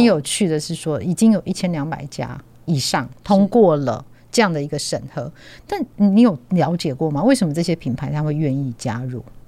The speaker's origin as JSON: {"language": "Chinese", "town": "Tianwei", "region": "Changhua County", "country": "Taiwan", "said": "我自己是乡下人啊，或是那个彰化，天尾的乡下人"}